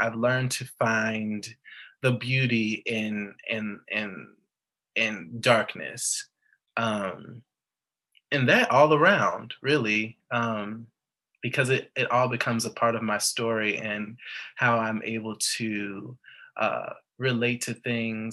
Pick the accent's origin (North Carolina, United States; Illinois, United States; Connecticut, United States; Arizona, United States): Illinois, United States; Chicago; I am from Chicago